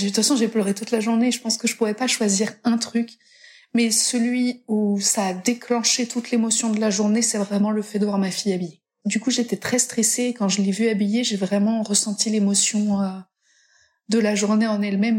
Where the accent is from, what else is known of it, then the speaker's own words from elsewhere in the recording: Brittany, France; je suis pas vendéenne à la base, je suis bretonne.